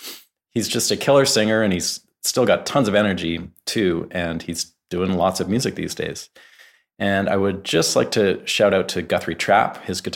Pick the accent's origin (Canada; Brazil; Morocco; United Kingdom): Canada; Vancouver, British Columbia; now in Nashville, United States; I live in Nashville now. I'm from Vancouver, Canada, but I moved here about 7 or 8 years ago.